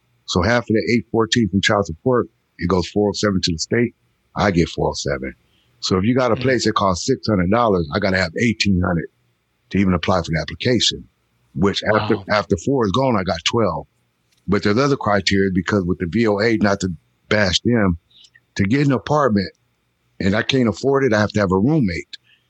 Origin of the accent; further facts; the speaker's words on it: California, United States; also born or lived in Missouri; now in North Carolina, United States; And in California, I was born in Central Missouri, but I came from California.